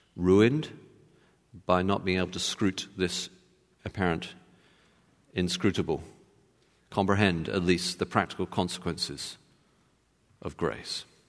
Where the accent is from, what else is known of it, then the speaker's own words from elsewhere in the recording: Texas, United States; as you can tell from my accent, I was born in Texas